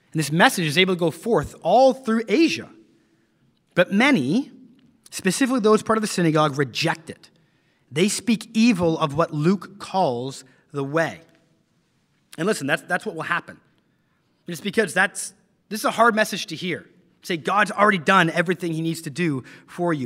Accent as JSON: {"language": "English", "town": "London", "region": "Ontario", "country": "Canada", "tie": "born or raised there", "moved": "yes", "said": "my hometown of London, Ontario, Canada"}